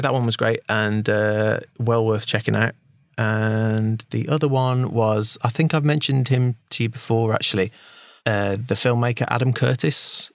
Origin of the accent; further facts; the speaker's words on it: United Kingdom; as a Brit